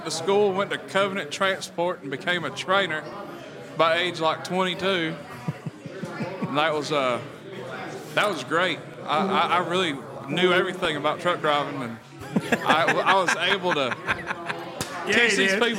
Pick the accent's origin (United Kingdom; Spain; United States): United States; Sarasota, Florida; I'm from Florida. Grew up kind of poor, kind of middle class in between there.